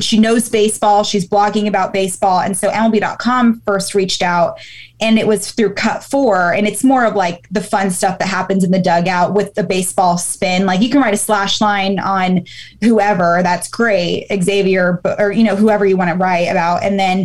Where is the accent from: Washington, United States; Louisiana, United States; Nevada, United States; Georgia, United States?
Nevada, United States; Reno; moved away as an adult; also born or lived in Baltimore, Maryland; I'm from Reno, Nevada